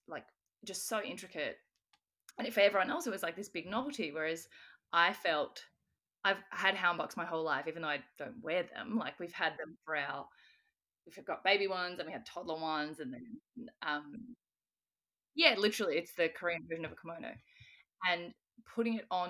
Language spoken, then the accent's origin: English; Australia; I'm Australian